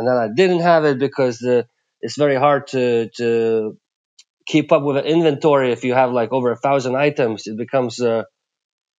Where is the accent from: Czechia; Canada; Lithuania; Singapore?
Lithuania; moved away as an adult; also born or lived in Plymouth, England; now in Miami Beach, United States; I come from Lithuania. And when I was 19, I moved to UK to study.